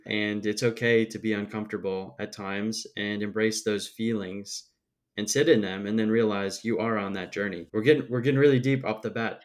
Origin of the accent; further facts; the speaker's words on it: Midwest, United States; I'm obviously from the Midwest, too